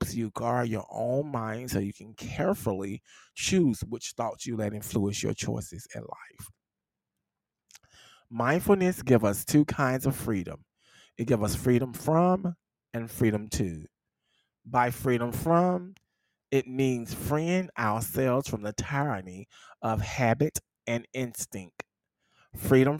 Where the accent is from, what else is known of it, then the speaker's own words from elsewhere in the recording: the South, United States; I'm from the South